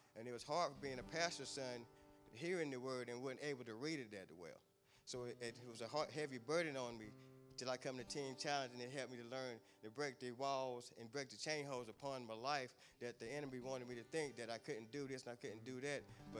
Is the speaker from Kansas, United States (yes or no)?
no; Kannapolis, North Carolina, United States; I'm 42 years old. I'm from Kannapolis, North Carolina.